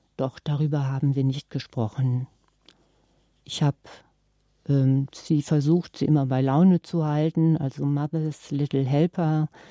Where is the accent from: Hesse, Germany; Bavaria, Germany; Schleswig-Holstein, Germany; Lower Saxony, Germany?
Lower Saxony, Germany; Nordhorn; wie man das in meinem Geburtsort Nordhorn sagte, siniert